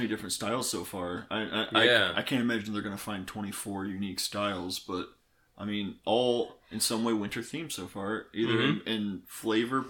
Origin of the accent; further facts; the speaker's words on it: Midwest, United States; my neck of the woods in the Midwest